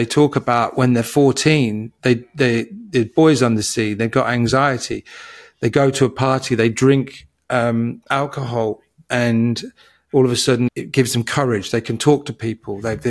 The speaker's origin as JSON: {"language": "English", "region": "England", "country": "United Kingdom", "tie": "born or raised there", "said": "But, you know, growing up in England in the 70s, I had this masking to be around people"}